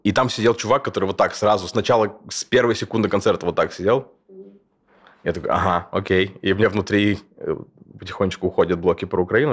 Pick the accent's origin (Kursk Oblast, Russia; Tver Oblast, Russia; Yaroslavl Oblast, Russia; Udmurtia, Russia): Kursk Oblast, Russia; Kursk; born or raised there; moved away as an adult; also born or lived in Moscow, Russia; now in Berlin, Germany